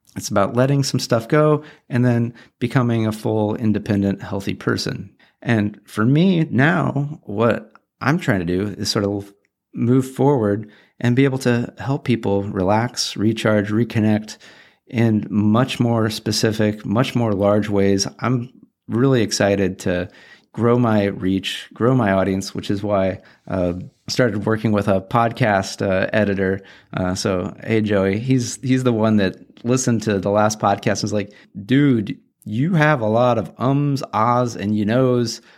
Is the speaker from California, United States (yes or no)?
yes; Orange County, Southern California, United States; I grew up in Southern California, Orange County, probably twenty minutes from the beach